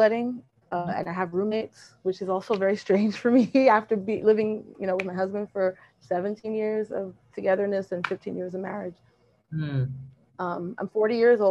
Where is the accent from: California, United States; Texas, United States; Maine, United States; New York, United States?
New York, United States; I'm from New York, so a lot of my family's here.